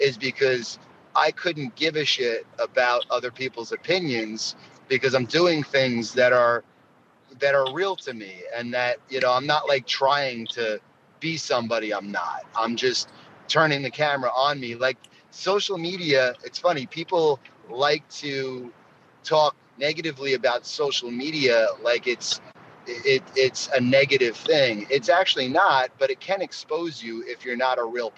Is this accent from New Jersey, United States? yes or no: no; New York, United States; I'm a New Yorker